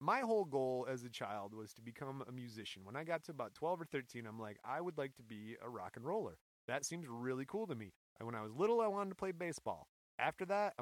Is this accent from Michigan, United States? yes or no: yes; Michigan, United States; We are from Michigan